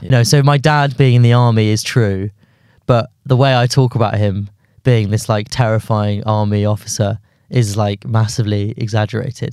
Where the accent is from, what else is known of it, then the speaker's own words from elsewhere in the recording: London, United Kingdom; also born or lived in Guildford; I grew up in London until I was maybe, like, thirteen, fourteen, then moved to Guildford until I was eighteen, then came back to London.